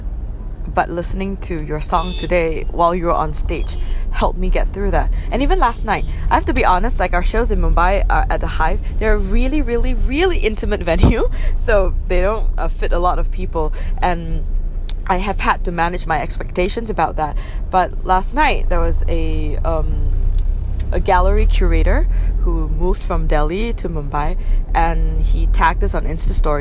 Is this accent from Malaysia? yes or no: yes; Penang, Malaysia; moved away as an adult; also born or lived in Kuala Lumpur; Penang, yes, I love my hometown.